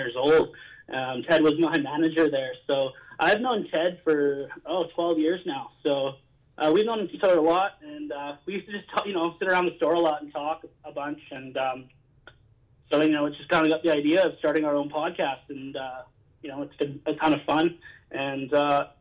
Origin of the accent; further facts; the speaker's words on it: Gabriola Island, British Columbia, Canada; now in Kelowna, Canada; there was a short period of time where I grew up on Gabriel Island. It's pretty close to Nanaimo.